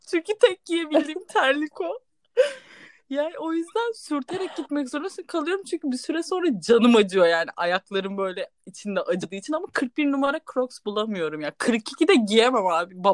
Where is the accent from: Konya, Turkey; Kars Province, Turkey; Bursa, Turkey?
Bursa, Turkey; İnegöl; İnegöllüyüz. Babam orada. Hemen babam da bayılır İnegöl'ü söyleme. İnegöllüyüz.